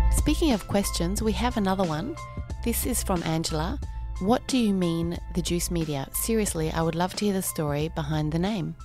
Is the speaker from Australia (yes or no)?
yes; Australia; I was actually uh, born and bred Aussie